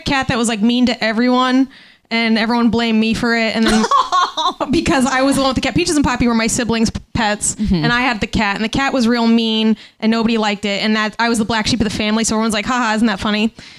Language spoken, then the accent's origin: English; Scottsdale, Arizona, United States; I'm from Scottsdale, Arizona, so it was just like real hot.